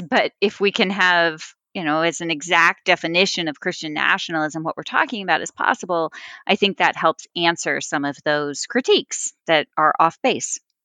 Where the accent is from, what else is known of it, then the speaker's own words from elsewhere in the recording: Texas, United States; originally from Texas. Uh, so I grew up in churches that used to be Southern Baptist.